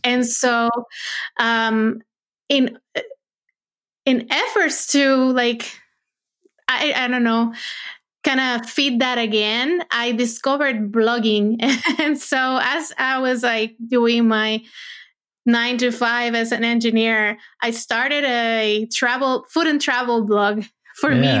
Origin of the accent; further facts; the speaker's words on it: Puerto Rico; moved away as an adult; now in United States; I was born and raised in Puerto Rico, and I went to school for engineering, and lived there my first 25 years